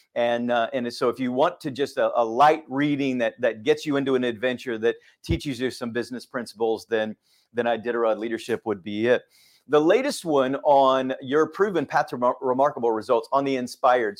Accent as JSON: {"language": "English", "region": "Texas", "country": "United States", "tie": "born or raised there", "also_born_or_lived": "Fort Worth, Texas", "moved": "as an adult", "lives_now": "Suwanee, United States", "said": "growing up in Texas"}